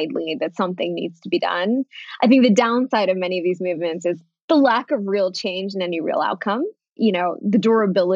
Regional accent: United States; first language Bengali; English is a second language; also born or lived in New York City; now in Denver, United States; Bengali was actually my first language, interestingly enough, despite the fact that I was born here.

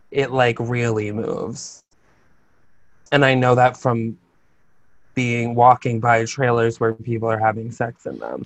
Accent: Albany, New York, United States; I'm from Albany, and my dad worked in Saratoga

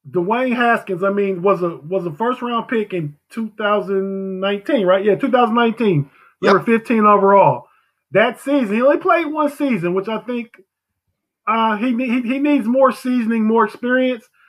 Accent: Youngstown, Ohio, United States; moved away as an adult; also born or lived in southern Maryland / Washington D.C. area; now in Southern Maryland, United States; I'm from originally from Youngstown, Ohio. I'm down in the in the southern Maryland, uh, Washington D.C. area right now. I've been living here for about 16, 17 years

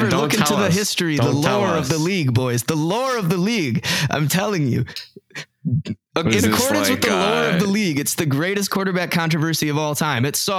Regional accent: the South, United States; Growing up in the South, I didn't think the world was ready for a black quarterback.

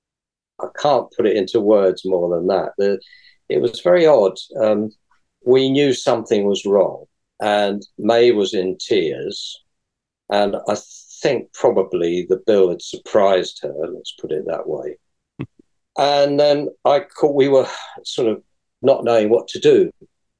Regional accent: London, United Kingdom; I'm from London

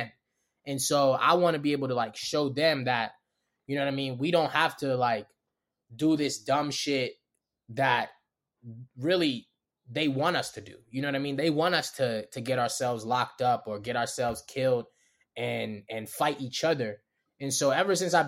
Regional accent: Baltimore, Maryland, United States; accent: Baltimore; also born or lived in Los Angeles; I'm from Baltimore.

